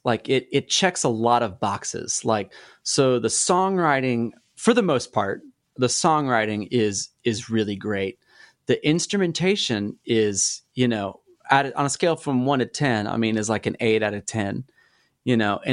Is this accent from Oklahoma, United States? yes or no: yes; Oklahoma, United States; we're from Oklahoma